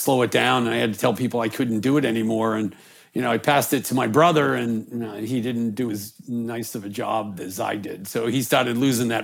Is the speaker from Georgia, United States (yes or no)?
no; North Attleboro, Massachusetts, United States; I grew up in a town kind of in between Boston and Providence called North Attleboro